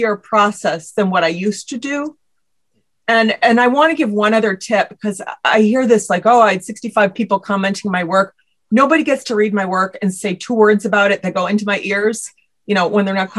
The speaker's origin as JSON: {"language": "English", "region": "Midwest", "country": "United States", "said": "I'm from the Midwest"}